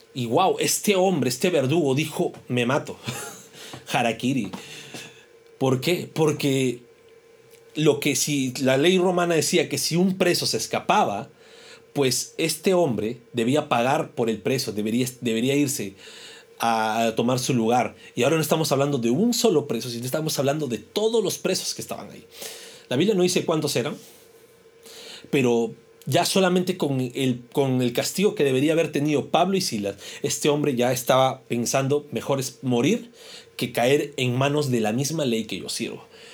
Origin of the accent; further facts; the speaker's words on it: Peru; como peruanos